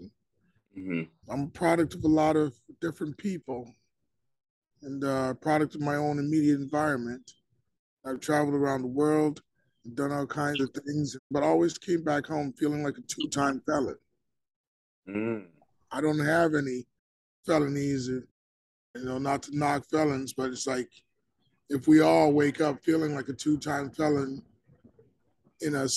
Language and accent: English; Minneapolis, Minnesota, United States; also born or lived in West Africa; I was born in West Africa. I was raised in Minneapolis.